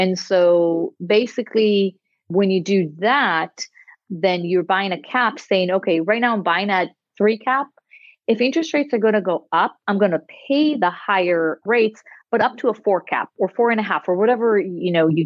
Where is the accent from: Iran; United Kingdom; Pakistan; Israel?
Israel; moved away as an adult; now in United States; I'm originally from Israel